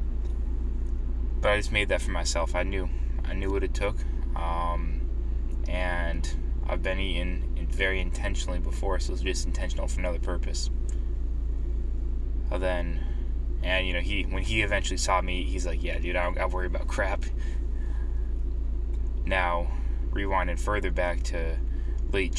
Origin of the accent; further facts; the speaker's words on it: New Hampshire, United States; I love growing up in New Hampshire